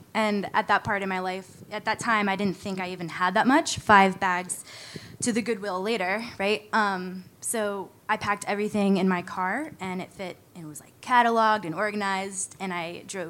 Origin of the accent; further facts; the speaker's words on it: Virginia, United States; now in Victoria, California, United States; I'm from Virginia.